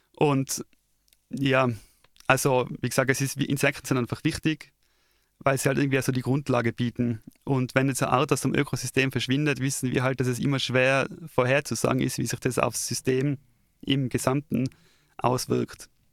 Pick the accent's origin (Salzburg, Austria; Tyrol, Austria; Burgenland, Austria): Tyrol, Austria; als Tiroler